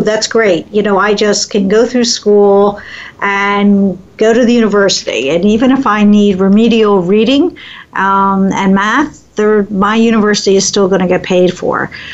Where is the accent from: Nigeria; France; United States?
United States; Philadelphia, Pennsylvania; now in Midwest, United States; growing up in Philadelphia